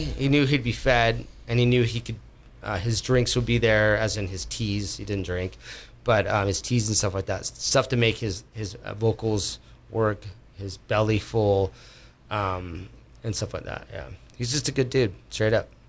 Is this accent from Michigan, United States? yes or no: no; Bay Area, California, United States; moved away as an adult; also born or lived in Berkeley, California / Los Gatos, California; now in Sonoma County, United States; I was born and raised Berkeley. I was raised in Los Gatos. I was mm-hmm. raised in uh, um, around the Bay Area